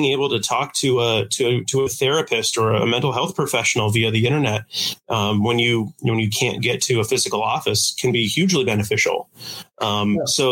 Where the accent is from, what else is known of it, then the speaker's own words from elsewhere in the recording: Coldwater, Michigan, United States; also born or lived in Marquette, Michigan / East Lansing, Michigan; I've born and raised here. I grew up in Coldwater, went to school in Marquette and East Lansing